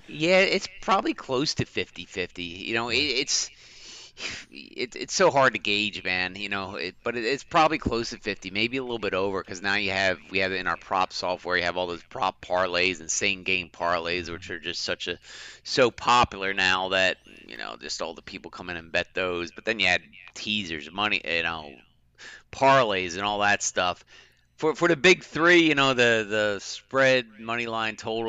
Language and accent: English; Philadelphia, Pennsylvania, United States; I'm from Philly